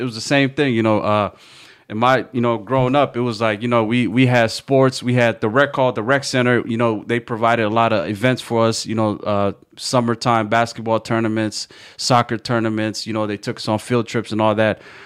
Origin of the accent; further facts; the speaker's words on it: Kent, Washington, United States; I grew up in Kent